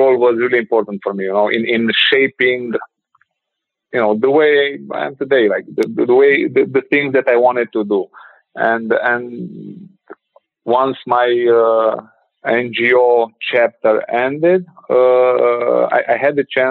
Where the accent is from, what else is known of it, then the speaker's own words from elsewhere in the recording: Ukraine; moved away as an adult; also born or lived in Bucharest, Romania; I was born in Ukraine, lived there for like my first 17 years there